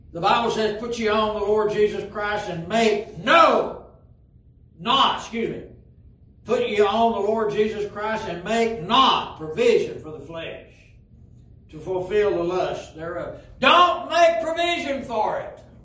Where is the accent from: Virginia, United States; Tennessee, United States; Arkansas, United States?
Tennessee, United States; Pikeville; When I was growing up in Pikeville, Tennessee